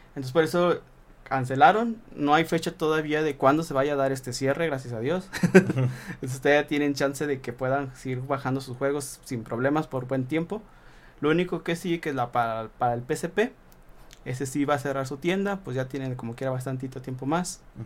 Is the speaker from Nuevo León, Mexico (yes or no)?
no; Saltillo, Coahuila, Mexico; somos de Saltillo